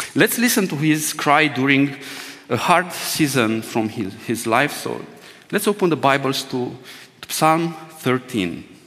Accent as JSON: {"language": "English", "country": "Romania", "second_language": "English", "said": "my first Romanian uh, English sermon will sound like. By the way, this is the second time I preach in English language"}